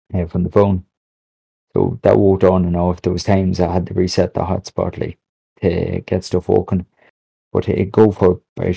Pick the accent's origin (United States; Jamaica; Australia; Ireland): Ireland; also born or lived in Monaghan; I am an Irish streamer